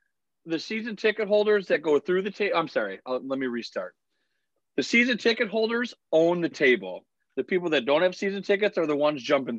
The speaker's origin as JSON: {"language": "English", "town": "Buffalo", "region": "New York", "country": "United States", "said": "I'm from Buffalo. If I want to be drunk, I will be."}